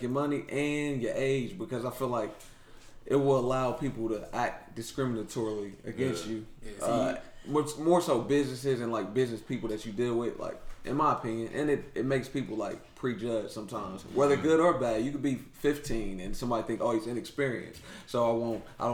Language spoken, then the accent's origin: English; Columbus, Ohio, United States; also born or lived in Charleston, West Virginia; I grew up in Columbus, Ohio, but I'm from Charleston, West Virginia